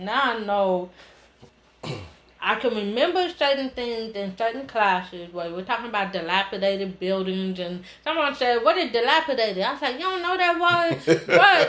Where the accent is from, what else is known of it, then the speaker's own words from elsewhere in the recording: Oakland, California, United States; I'm from Oakland. My grandparents taught in Oakland School.